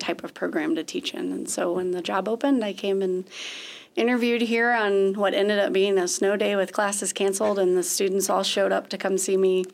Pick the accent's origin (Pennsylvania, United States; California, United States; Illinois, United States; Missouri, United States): Missouri, United States; Webster Groves; moved away as an adult; also born or lived in Nashville, Tennessee / Joplin, Missouri; now in Chadron, United States; I grew up in a suburb of St. Louis called Webster Groves, Missouri